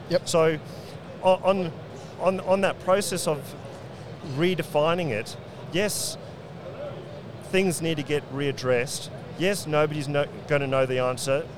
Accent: South Africa; moved away as an adult; now in Brisbane, Australia; growing up in South Africa

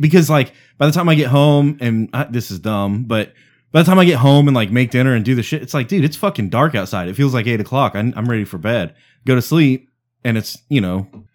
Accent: Providence, Rhode Island, United States; I'm from Providence

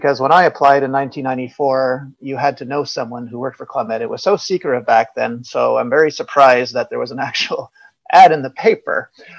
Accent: Montreal, Quebec, Canada; I'm from Montreal, but I never made it out.

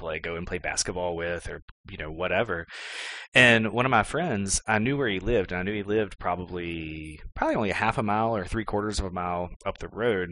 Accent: Clifton Forge, Virginia, United States; moved away as an adult; also born or lived in Texas; I always tell people I'm from Clifton Forge, and we moved into Clifton Forge proper when I was like 13 or 14. But we actually lived in a tiny little community named Sharon, like probably a good 3 or 4 miles outside

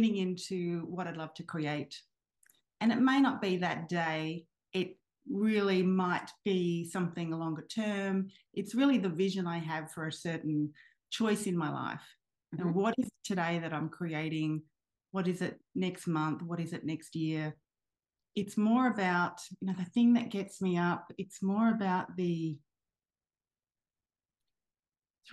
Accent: Sydney, New South Wales, Australia; I grew up in Sydney and I was at high school in Sydney

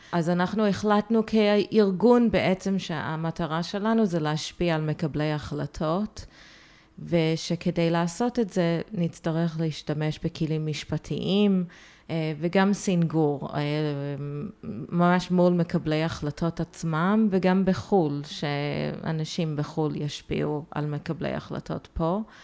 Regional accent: United States; born or raised there; moved away as an adult; also born or lived in Haifa, Israel; now in Tel Aviv, Israel

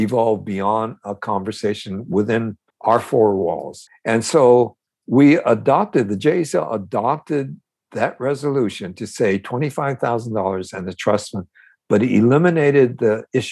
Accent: United States; also born or lived in Manzanar, California; all those years growing up in America

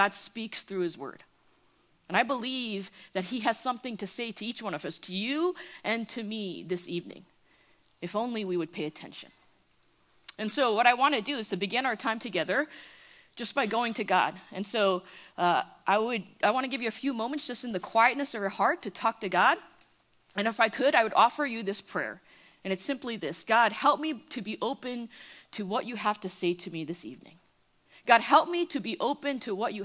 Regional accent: United States; accent: East Coast; moved away as an adult; now in Irving, Texas, United States; I was born and raised in the New York, New Jersey area. And so I bleed East Coast. Everything about me screams East Coast. It's in the way I talk

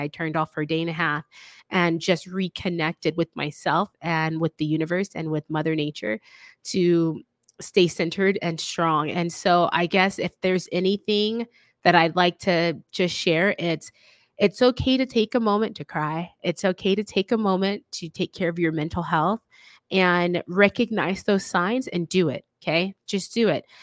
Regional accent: the South, United States; I'm from the South

